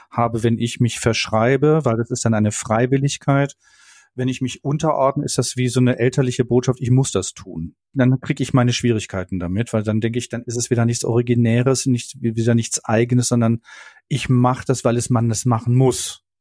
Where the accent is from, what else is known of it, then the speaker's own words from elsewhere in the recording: North Rhine-Westphalia, Germany; ich komme aus dem Ruhrgebiet, wir hatten in den 70er Jahren den, den Strukturwandel im Ruhrgebiet